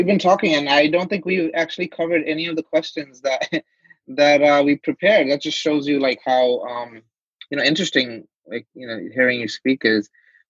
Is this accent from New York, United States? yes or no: yes; New York City, New York, United States; I grew up in Brooklyn in a very Bengali neighborhood